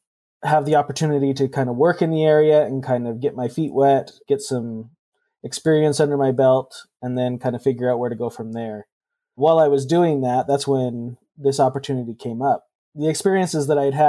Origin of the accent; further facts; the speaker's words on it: Idaho, United States; I was born and raised in Idaho, and so I wanted to come back and practice in my home state